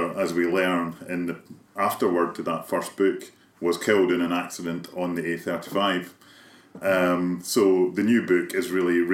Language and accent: English; Kilmarnock, Scotland, United Kingdom; Kilmarnock, my hometown